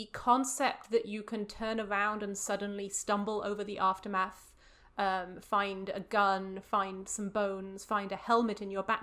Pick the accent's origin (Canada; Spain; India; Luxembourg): Luxembourg; I grew up in Luxembourg for 4 years, which was right on the border between Belgium and France